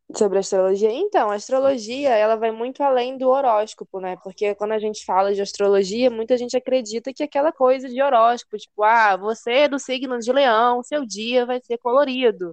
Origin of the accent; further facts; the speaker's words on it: Campos dos Goytacazes, Rio de Janeiro, Brazil; moved away as an adult; now in Lumiar, Brazil; Campos, né? Minha terrinha natal